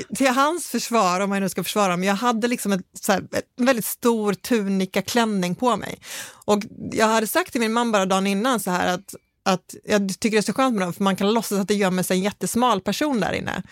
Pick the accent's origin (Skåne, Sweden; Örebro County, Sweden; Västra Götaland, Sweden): Skåne, Sweden; för mig som är skåning